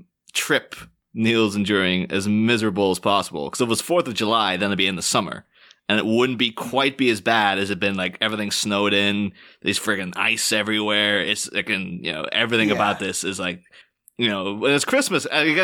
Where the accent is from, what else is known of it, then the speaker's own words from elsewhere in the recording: Ireland; And so maybe there was a little bit of like, yeah, I'm not that proud to be Irish, and I'm not, you know, and also then within the mind, like, well, I'm not British either.